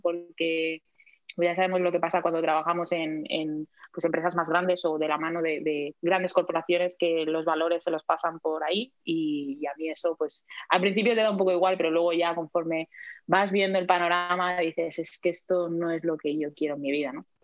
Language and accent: Spanish; Palma, Balearic Islands, Spain; also born or lived in Madrid; ahora mismo estoy viviendo en Palma de Mallorca, que es donde nací, de aquí soy